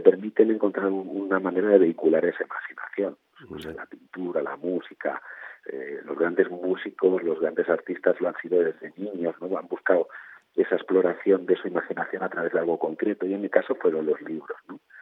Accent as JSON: {"language": "Spanish", "town": "Barcelona", "region": "Catalonia", "country": "Spain", "tie": "born or raised there", "said": "mi familia viene de Andalucía y de Extremadura, eh, pero yo ya me crié, yo nací en Barcelona, me crié en Barcelona"}